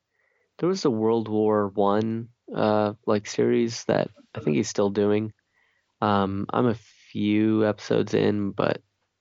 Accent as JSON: {"language": "English", "region": "California", "country": "United States", "tie": "born or raised there", "also_born_or_lived": "Greater Toronto Area, Canada", "said": "growing up in the Bay Area in California and then in, you know, the Greater Toronto Area in Canada, like, yeah, hunting and like even just guns for self-defense just kind of isn't a thing."}